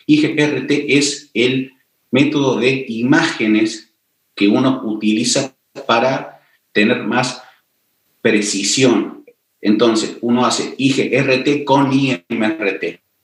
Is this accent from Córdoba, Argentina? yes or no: yes; Córdoba, Argentina; also born or lived in Paris, France; soy cordobés, se darán cuenta cómo hablo